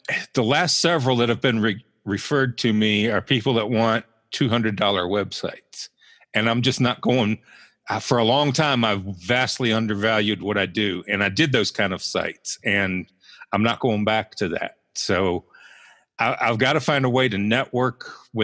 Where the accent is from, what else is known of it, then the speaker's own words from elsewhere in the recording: Roanoke, Virginia, United States; accent: somewhat Southern; moved away as an adult; also born or lived in Buffalo, New York / Georgia / Western Pennsylvania; now in Butler, United States; I was born in Buffalo, so that's how I got to be the Sabres and Bills fan. I consider Roanoke, Virginia home because that's where my dad was from and that's where I did most of my growing up. I lived there till I was about 25